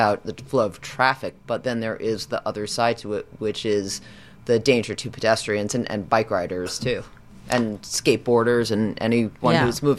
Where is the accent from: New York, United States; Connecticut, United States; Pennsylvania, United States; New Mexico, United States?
New York, United States; now in California, United States; I grew up in New York and there's no right on red. And then I moved to California